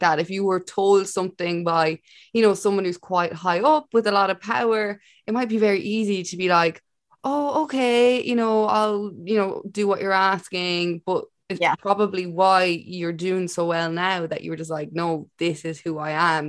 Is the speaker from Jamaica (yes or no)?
no; Ireland; as an Irish person